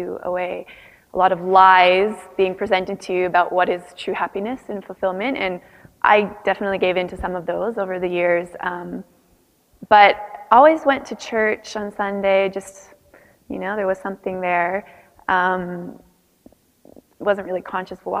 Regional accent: Canada; you can tell I have a bit of an accent. I'm from Canada, not from the United States of America.

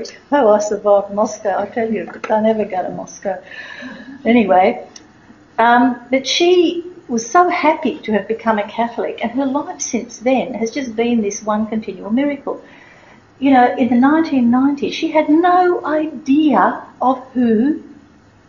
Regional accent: Australia; I'm Australian tourist

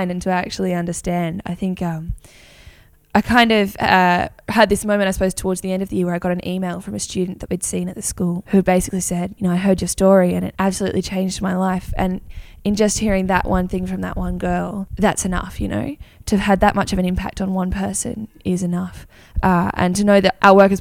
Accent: Engadine, New South Wales, Australia; moved away; also born or lived in Perth; I'm from Ingadine originally

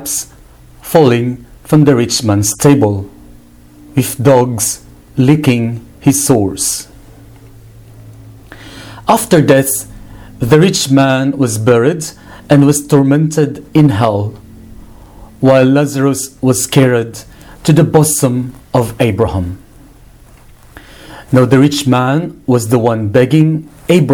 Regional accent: Philippines; my country, the Philippines.

